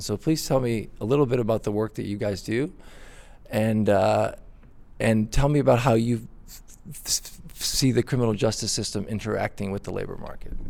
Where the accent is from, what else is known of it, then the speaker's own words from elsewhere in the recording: Brazil; moved away; I'm from Brazil originally